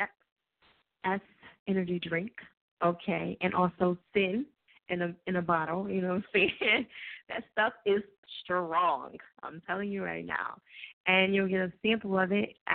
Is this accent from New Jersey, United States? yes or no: yes; New Jersey, United States; I'm from Jersey.